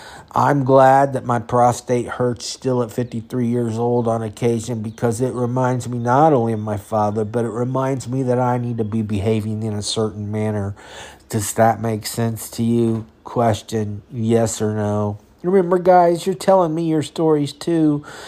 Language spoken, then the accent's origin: English; California, United States; I learned about fatherhood in California. I learned about growing up in California.